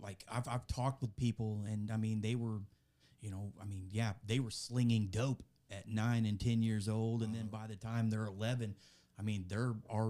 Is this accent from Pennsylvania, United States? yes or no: no; West Frankfort, Illinois, United States; I was born and raised here in Southern Illinois, a little small town just south of us here, West Frankfort. I was born there in 1984, grew up there all my life